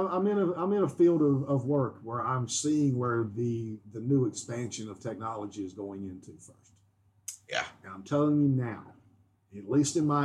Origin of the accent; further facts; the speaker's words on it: North Carolina, United States; where I grew up